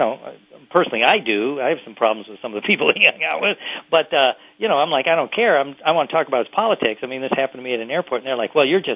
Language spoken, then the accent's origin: English; Indiana, United States; also born or lived in Mississippi / Tennessee; I spent a lot of my time in Mississippi and parts of Tennessee, and where I was raised mostly in Indiana.